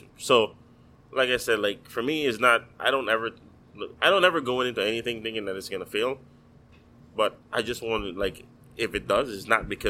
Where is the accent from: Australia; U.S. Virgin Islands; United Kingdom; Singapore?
U.S. Virgin Islands; now in Miami, United States; Like, I came from the Virgin Islands, but for me now, this is home.